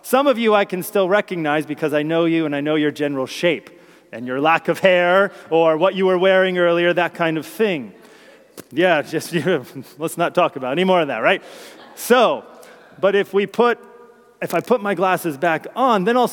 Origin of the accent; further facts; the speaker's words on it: New Jersey, United States; My place of birth is New Jersey